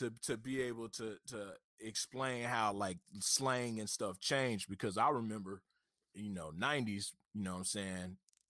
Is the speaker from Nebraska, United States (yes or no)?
no; Memphis, Tennessee, United States; I grew up in South Memphis originally, you know what I mean? But we moved to Raleigh in the 90s, so that's pretty much where most of my childhood was, in South Memphis, over out there, Dyson Street, Florida, out there.